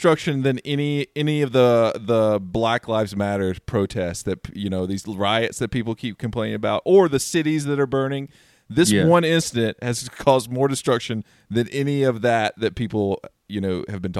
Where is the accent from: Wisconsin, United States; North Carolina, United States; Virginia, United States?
North Carolina, United States; moved away; when I first moved out here, I came out from here from North Carolina. I, you know, was raised in like, you know, Southern Baptist Church.